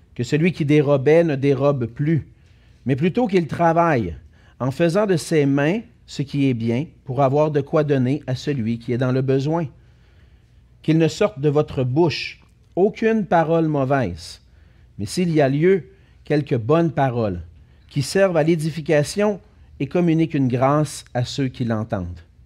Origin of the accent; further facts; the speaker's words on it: Quebec, Canada; on est des Canadiens français. des Québécois français du Canada